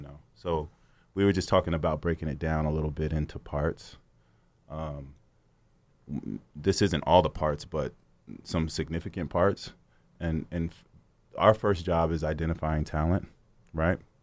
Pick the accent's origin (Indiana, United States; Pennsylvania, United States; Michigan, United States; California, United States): California, United States; Sacramento; moved away as an adult; also born or lived in Los Angeles; I'm from Sacramento, California. Um, so I was always around music pretty much my whole life. So, you know, growing up, we had the party house